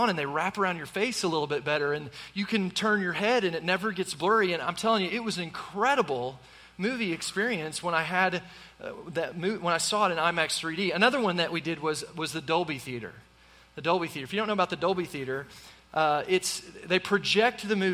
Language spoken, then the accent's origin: English; Tulsa, Oklahoma, United States; I grew up in Tulsa, Oklahoma